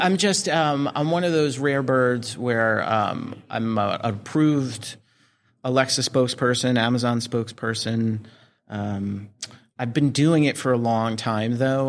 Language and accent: English; New Jersey, United States; I was growing up in Jersey.